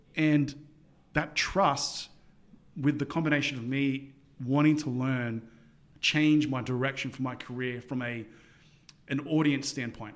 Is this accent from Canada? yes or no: no; Sydney, New South Wales, Australia; growing up in Sydney, Australia